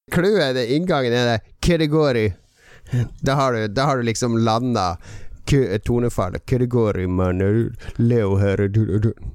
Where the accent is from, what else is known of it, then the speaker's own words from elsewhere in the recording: Bergen, Vestland, Norway; Jeg skarrer! Jeg er fra Bergen!